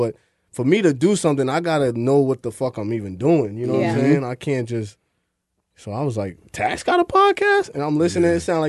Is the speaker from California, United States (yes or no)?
no; Long Island, New York, United States; now in Brooklyn, United States; I'm from Long Island, but I be in Brooklyn.